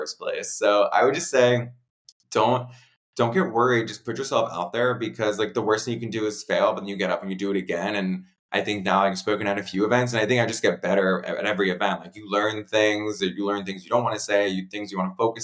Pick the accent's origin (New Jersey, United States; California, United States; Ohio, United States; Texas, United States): New Jersey, United States; Princeton; I grew up right outside of Princeton